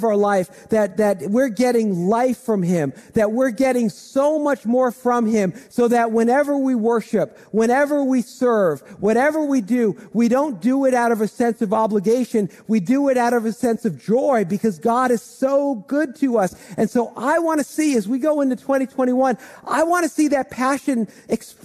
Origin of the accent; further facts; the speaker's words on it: Dumont, New Jersey, United States; I grew up in Dumont, and I've lived in Bergen County most of my life